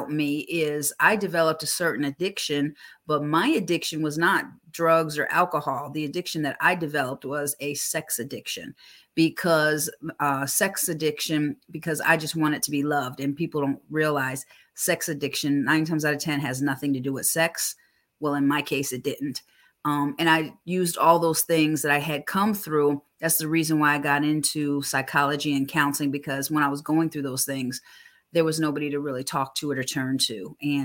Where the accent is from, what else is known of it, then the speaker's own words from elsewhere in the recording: Buffalo, New York, United States; also born or lived in Poconos, Pennsylvania / Metro Atlanta, Georgia; now in Atlanta, United States; I was brought up in Buffalo, New York, and the Poconos before I moved here to Georgia